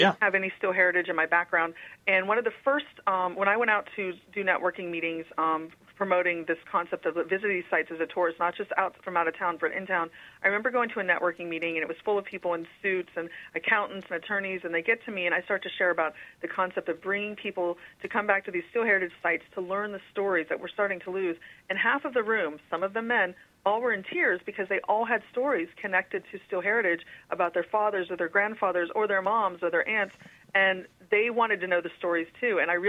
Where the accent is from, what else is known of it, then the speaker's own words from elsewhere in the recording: Grove City, Pennsylvania, United States; moved away as an adult; also born or lived in Brooklyn, New York; now in Pittsburgh, United States; I was actually born in Brooklyn, and then raised, but most of my formative years were up in the Grove City, New Wilmington area of Amish country. So I kind of have the dichotomy of both a big city and a country girl.